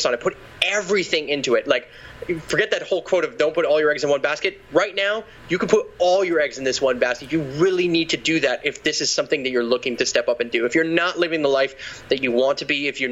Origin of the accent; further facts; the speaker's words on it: Quebec, Canada; I'm from Quebec.